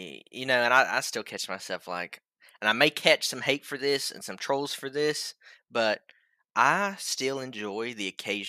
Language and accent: English; Tennessee, United States; moved away as an adult; now in Cincinnati, United States; I'm from Tennessee, so of course in Nashville you have every giant country music star probably lives there, but more since we relocated to Ohio, more specifically Cincinnati.